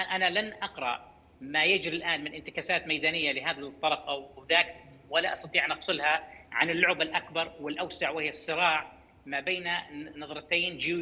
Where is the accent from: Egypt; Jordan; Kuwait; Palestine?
Jordan; عندنا بالاردن